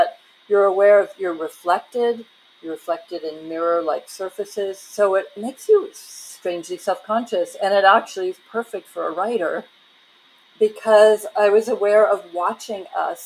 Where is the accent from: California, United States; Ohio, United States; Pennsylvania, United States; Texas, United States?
Ohio, United States; a village outside of Cincinnati; I grew up in a village of about 3,000 people outside of Cincinnati